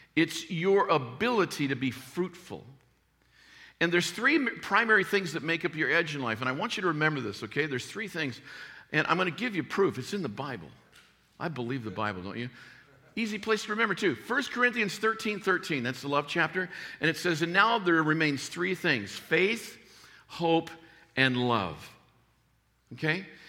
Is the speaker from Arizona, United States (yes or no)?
yes; Tucson, Arizona, United States; I grew up in Tucson, Arizona